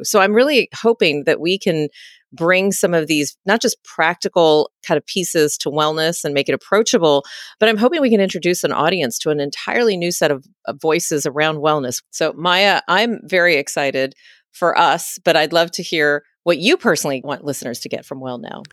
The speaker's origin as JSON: {"language": "English", "region": "Texas", "country": "United States", "tie": "born or raised there", "also_born_or_lived": "West Coast", "moved": "as an adult", "lives_now": "Washington, D.C., United States", "said": "I was born and raised in Texas, and then found my way initially to the West Coast for training to become an internist, and then landed myself into Washington, D C"}